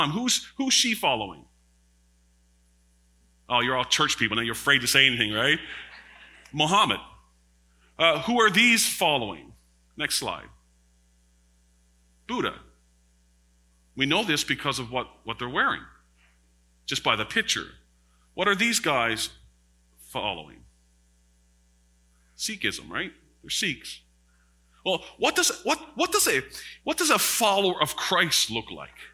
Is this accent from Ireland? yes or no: no; Newfoundland and Labrador, Canada; I'm very, very astute in when it comes to Newfie lingo because I'm from Labrador, right?